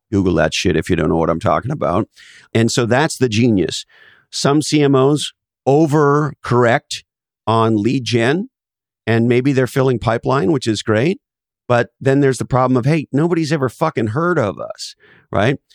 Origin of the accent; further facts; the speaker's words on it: Canada; now in United States; I was originally born in Canada, and I'm now an American citizen